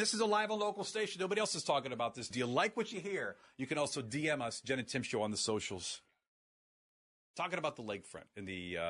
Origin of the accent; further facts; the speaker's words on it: Akron, Ohio, United States; born and raised in Akron.